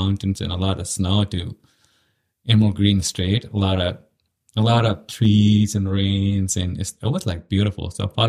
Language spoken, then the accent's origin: English; Pakistan; moved away as an adult; also born or lived in Gillette, Wyoming / Seattle; now in Fergus Falls, United States; Born and raised in Pakistan.